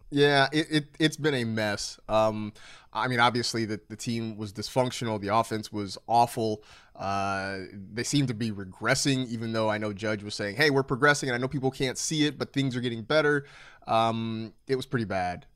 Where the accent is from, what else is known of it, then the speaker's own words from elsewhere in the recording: Bay Area, California, United States; now in Los Angeles, United States; I grew up in the Bay Area where it gets, it gets cold